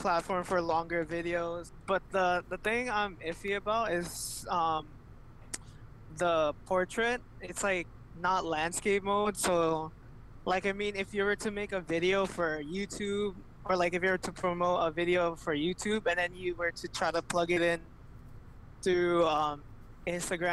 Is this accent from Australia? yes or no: no; Canada; I'm from Canada.